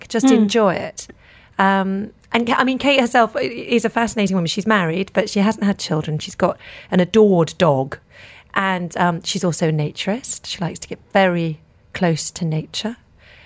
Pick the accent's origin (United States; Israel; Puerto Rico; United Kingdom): United Kingdom; the English countryside, England; moved away as an adult; now in Dubai, United Arab Emirates; I live in Dubai and not in where I grew up in the English countryside